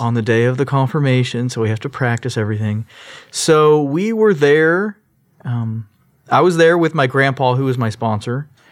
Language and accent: English; Sugar Land, Texas, United States; also born or lived in Long Beach, California / Orange, California; I grew up in Sugarland. I was actually born in California in Long Beach